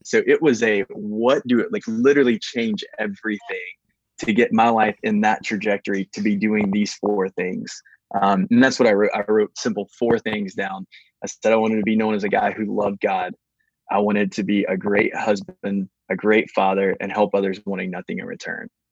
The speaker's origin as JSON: {"language": "English", "town": "Baton Rouge", "region": "Louisiana", "country": "United States", "tie": "born or raised there", "also_born_or_lived": "Atlanta", "moved": "yes", "said": "I was born in Baton Rouge"}